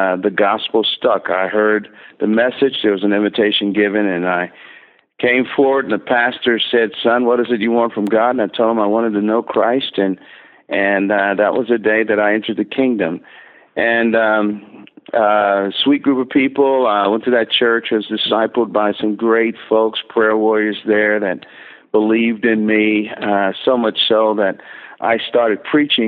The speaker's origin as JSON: {"language": "English", "town": "Newark", "region": "New Jersey", "country": "United States", "tie": "born or raised there", "also_born_or_lived": "Plainfield, New Jersey", "said": "I was born in Newark, New Jersey, and spent the first 12 years of my life there. And then our family moved to Plainfield, New Jersey, which that's all a metropolitan New York area."}